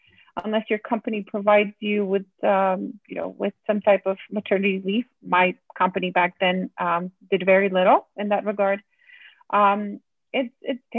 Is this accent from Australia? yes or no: no; Poland; moved away as an adult; now in United States; Eastern Europe, born and raised in Poland. I moved to the US in 2013.